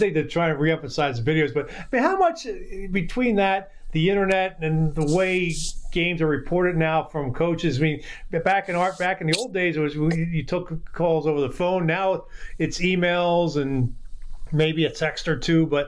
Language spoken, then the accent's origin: English; Philadelphia, Pennsylvania, United States; moved away; the Philadelphia Inquirer, my hometown paper